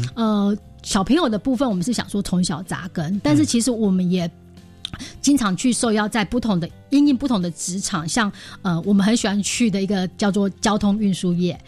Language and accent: Chinese; Taiwan; 其实棒球是我们台湾人共同的美好回忆